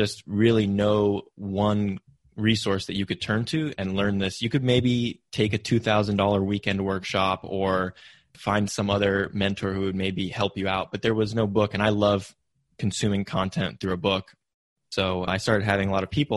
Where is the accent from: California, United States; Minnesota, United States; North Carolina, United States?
California, United States; Silicon Valley; growing up in Silicon Valley, my parents pushed me to go into tech